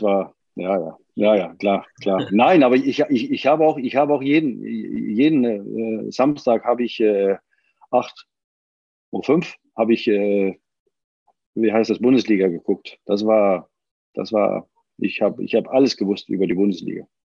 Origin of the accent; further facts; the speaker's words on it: Denmark; moved away; ich bin ja auch Däne